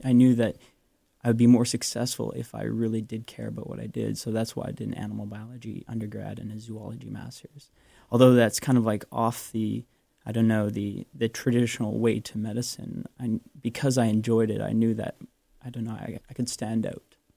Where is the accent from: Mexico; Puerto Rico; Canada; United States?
Canada; Vancouver, British Columbia; moved away as an adult; now in Toronto, Canada; I grew up in Vancouver